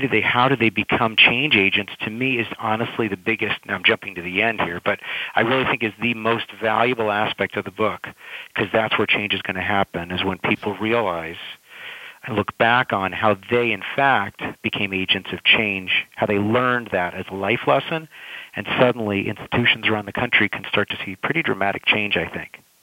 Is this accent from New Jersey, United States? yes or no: no; California, United States; I'm from California